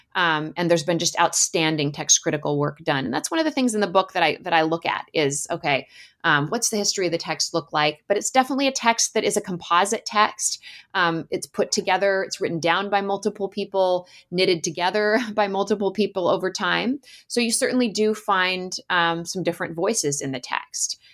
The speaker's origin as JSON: {"language": "English", "region": "Alaska", "country": "United States", "tie": "born or raised there", "said": "I grew up in Alaska and spent a lot of time playing in the woods in the summers"}